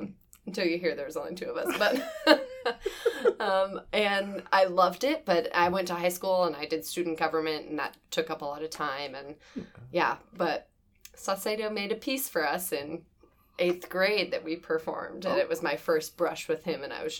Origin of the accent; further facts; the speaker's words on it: Carmel, Indiana, United States; moved away as an adult; now in Chicago, United States; I'm from Indiana, but I lived here 8 years.